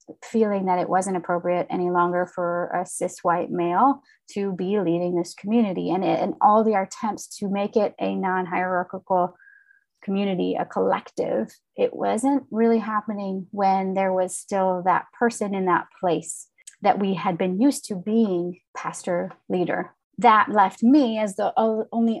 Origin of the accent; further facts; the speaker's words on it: Midwest, United States; I grew up in the Midwest, the third and youngest child of parents that emigrated from Finland